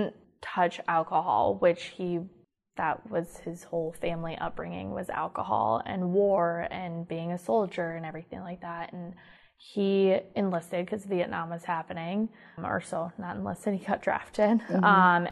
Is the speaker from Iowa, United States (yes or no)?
yes; Iowa, United States; I grew up in Iowa, grew up in a very poor town.